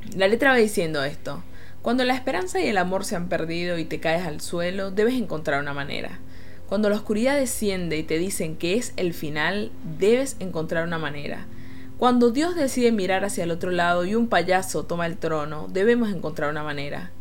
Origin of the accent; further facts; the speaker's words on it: Venezuela; moved away; como venezolana